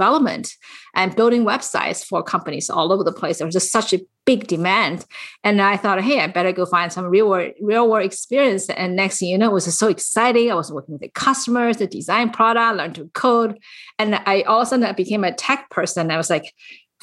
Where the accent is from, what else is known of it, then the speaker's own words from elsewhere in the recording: China; moved away as an adult; now in San Francisco Bay Area, United States; I actually came to US when I was fully grown from China